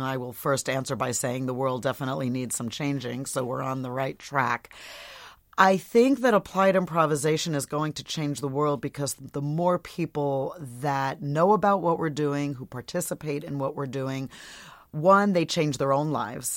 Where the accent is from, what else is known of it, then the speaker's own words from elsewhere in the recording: Portland, Oregon, United States; my hometown of Portland, Oregon